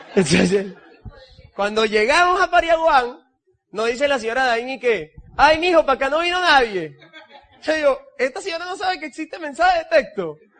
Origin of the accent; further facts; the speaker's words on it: El Tigre, Anzoátegui, Venezuela; Yo nací en el Tigre